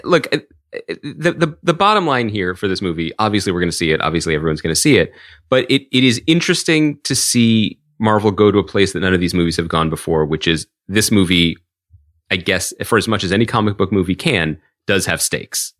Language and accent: English; Philadelphia, Pennsylvania, United States; we grew up in Philadelphia